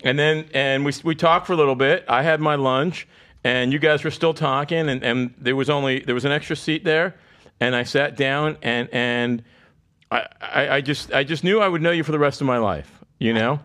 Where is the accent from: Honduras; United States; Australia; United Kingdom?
United States; South Florida; also born or lived in Lansing, Michigan; I grew up in South Florida. I've lived here since I was seven.